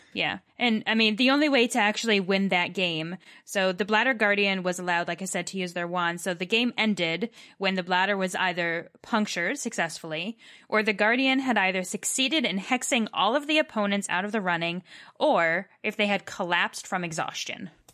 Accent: Massachusetts, United States; I'm from Massachusetts and can say a lot of British words

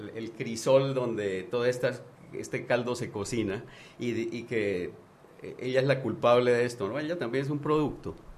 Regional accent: Panama

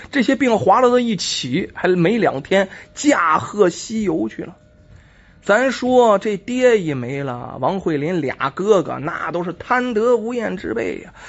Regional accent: China; 我们中国人呢经常说

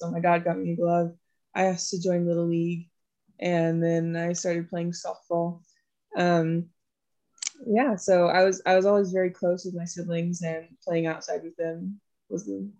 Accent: just north of Austin, Texas, United States; I'm from Texas. I am from just north of Austin, Texas.

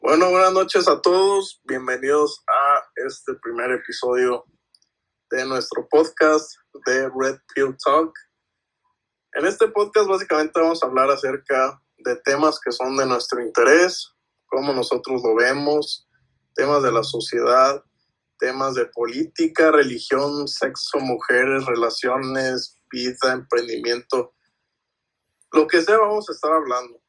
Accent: Mexico; somos mexicanos

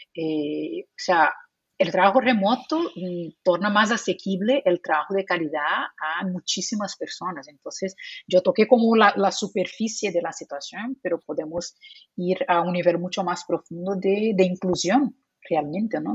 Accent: Brazil; first language Portuguese; Spanish is a second language; moved away; also born or lived in Spain; Yo soy de Brasil, nací en Brasil, entonces mi idioma, eh, idioma nativo es portugués

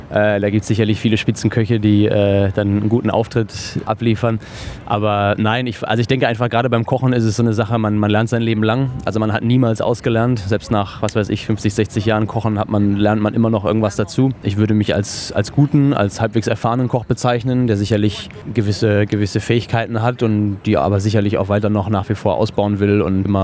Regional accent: near Cologne, North Rhine-Westphalia, Germany; moved away as an adult; now in Australia; ich komme aus der Nähe von Köln

